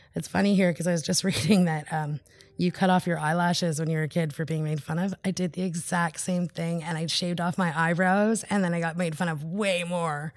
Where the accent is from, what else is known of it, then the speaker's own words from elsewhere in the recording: Haida Nation, British Columbia, Canada; I'm from the Haida Nation.